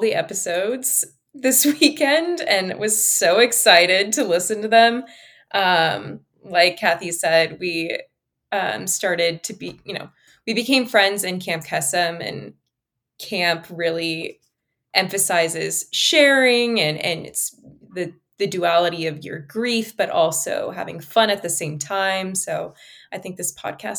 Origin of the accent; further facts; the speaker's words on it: Bay Area, California, United States; I'm from the Bay Area